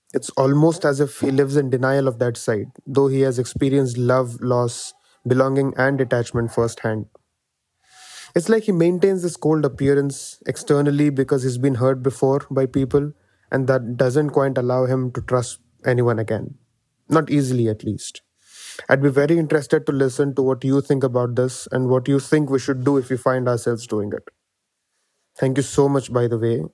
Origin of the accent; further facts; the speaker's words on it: India; from India